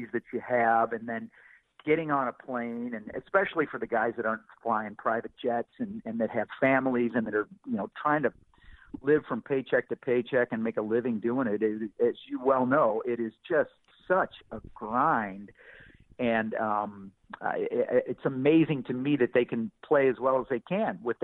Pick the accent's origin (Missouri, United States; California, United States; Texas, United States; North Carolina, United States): Missouri, United States; St. Louis; moved away as an adult; also born or lived in Palm Beach, Florida / Iowa / Cape Girardeau, Missouri; growing up in St. Louis